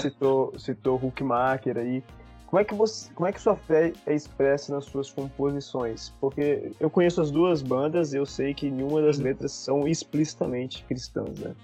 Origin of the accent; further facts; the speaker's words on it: Espírito Santo, Brazil; also born or lived in Vila Velha; now in Santa Bárbara d'Oeste, Brazil; de onde eu vim, principalmente lá no Espírito Santo